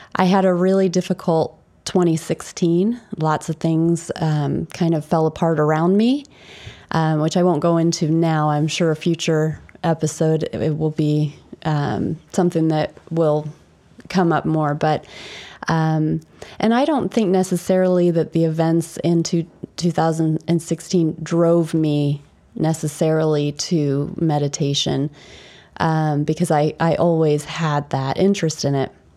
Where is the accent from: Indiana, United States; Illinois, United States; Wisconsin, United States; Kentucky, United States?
Indiana, United States; Indianapolis; moved away as an adult; also born or lived in England; I was born in Indianapolis, Indiana, which is in America.